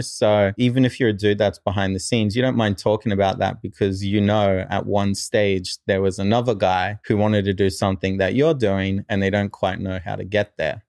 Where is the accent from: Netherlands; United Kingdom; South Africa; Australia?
Australia; moved away as an adult; also born or lived in New Zealand / Japan; now in United States; I moved to, uh, Australia. And so, probably more raised in Australia